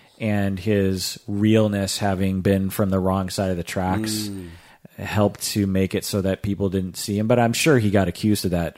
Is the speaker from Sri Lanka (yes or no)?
no; Seattle, Washington, United States; when I tell them I'm from Seattle